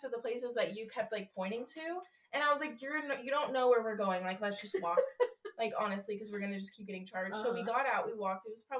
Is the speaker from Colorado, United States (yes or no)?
yes; Colorado, United States; everyone was like, where are you guys from? Like, and we were like, Colorado.